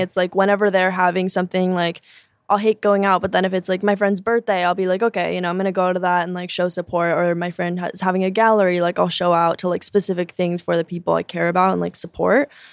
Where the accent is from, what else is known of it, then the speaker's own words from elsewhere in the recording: Chicago, Illinois, United States; also born or lived in Joliet, Illinois / Durango, Mexico; I grew up in Chicago, but I moved to Joliet for high school